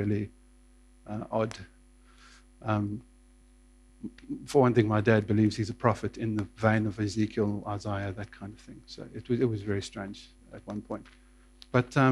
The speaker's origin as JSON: {"language": "English", "country": "South Africa", "tie": "born or raised there", "also_born_or_lived": "Johannesburg, South Africa", "said": "I was born in Johannesburg, but grew up on a farm southwest of Johannesburg, about 100 miles south-southwest"}